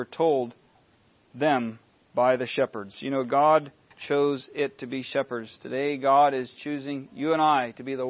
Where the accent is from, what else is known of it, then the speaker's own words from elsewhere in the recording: United States; We're American citizens, and we still live in a land of much freedom.